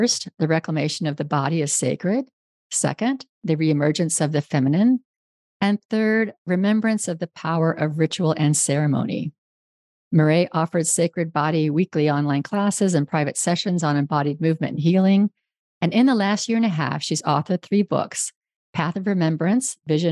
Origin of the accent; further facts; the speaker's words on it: Northern California, United States; moved away; also born or lived in Houston; I grew up in Northern California, and I spent my entire childhood outdoors